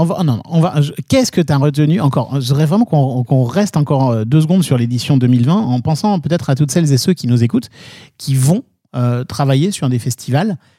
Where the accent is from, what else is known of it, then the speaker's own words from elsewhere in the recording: Nancy, Grand Est, France; je viens de Nancy